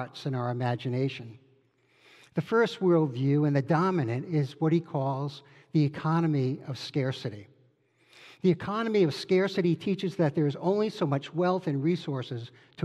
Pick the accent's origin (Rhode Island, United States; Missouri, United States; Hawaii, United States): Rhode Island, United States; I grew up in Rhode Island